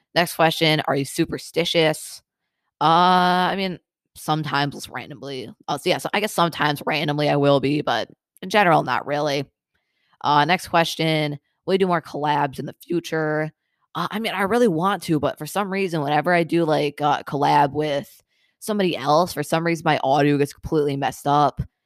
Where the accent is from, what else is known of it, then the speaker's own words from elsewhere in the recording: Michigan, United States; I'm from Michigan